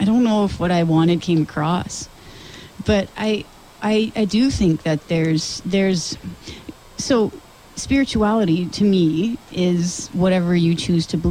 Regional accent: Sudbury, Ontario, Canada; accent: northern; also born or lived in Toronto; now in Orillia, Canada; I was born and raised in Sudbury, but I lived in Toronto.

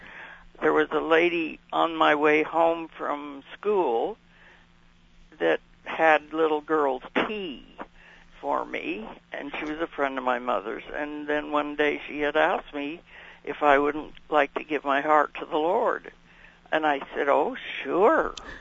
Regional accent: Canada; also born or lived in Bemidji, United States; So I was born in Bemidji, Minnesota. And then about 6 days after that, we went back to Canada to my dad.

